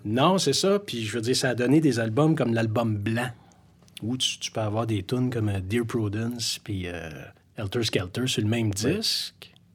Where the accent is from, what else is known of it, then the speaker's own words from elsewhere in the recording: Montreal, Quebec, Canada; Oui, j'ai grandi à Montréal. J'ai passé ma vie à Montréal